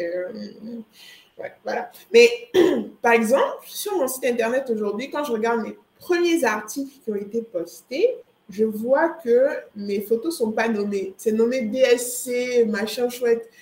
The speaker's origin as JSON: {"language": "French", "country": "Côte d’Ivoire", "also_born_or_lived": "Montreal, Canada", "moved": "yes", "said": "je viens de Côte d'Ivoire"}